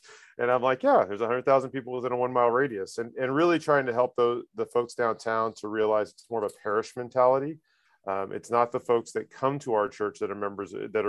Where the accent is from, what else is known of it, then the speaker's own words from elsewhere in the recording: Houston, Texas, United States; also born or lived in Seward, Nebraska / Tucson, Arizona / Northern California / Orange County, California; now in Long Beach, United States; Born and raised in Houston, Texas.